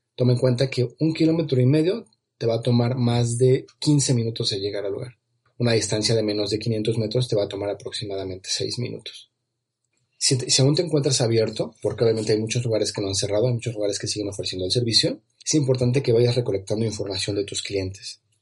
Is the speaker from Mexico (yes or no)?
yes; Mexico; en mi país, aquí en México